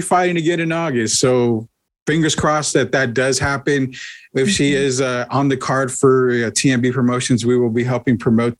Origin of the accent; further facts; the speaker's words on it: San Antonio, Texas, United States; I grew up in San Antonio. I've been here my entire life